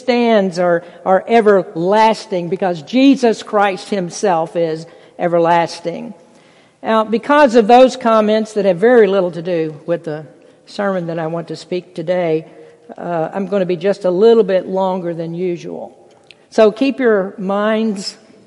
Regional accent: United States; to be an American, to live in this country

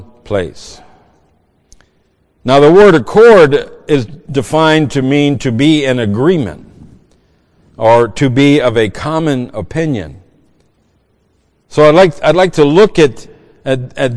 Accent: Cajun, Louisiana, United States; moved away; I'm a Cajun.

